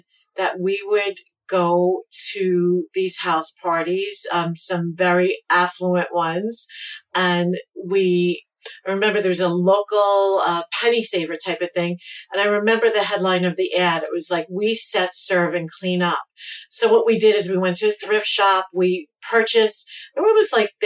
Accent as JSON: {"language": "English", "town": "New York City", "region": "New York", "country": "United States", "tie": "born or raised there", "also_born_or_lived": "New City, New York", "said": "I grew up in Brooklyn, and both of my parents had started businesses"}